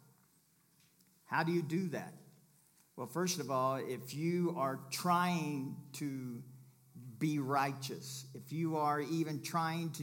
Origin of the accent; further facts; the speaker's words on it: Kentucky, United States; I'm from Kentucky